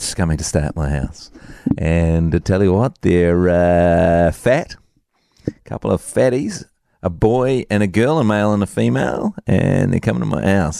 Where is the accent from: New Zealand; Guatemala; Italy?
New Zealand; Dunedin, Otago; moved away; my hometown, the pretty city, Dunedin